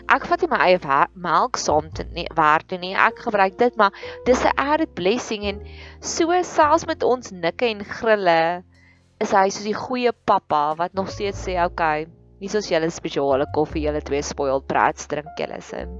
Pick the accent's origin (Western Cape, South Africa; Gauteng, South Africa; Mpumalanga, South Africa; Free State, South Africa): Free State, South Africa; Welkom; moved away as an adult; now in Pretoria, South Africa; Ons het groot geword in die Vrystaat, in Welkom, in die hartjie van die Vrystaat.